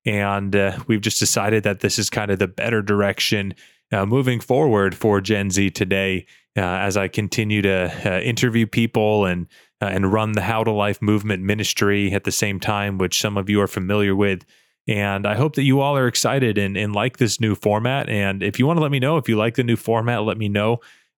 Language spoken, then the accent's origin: English; United States; I, as you all know, I'm American, but I interview a lot of guests from around the world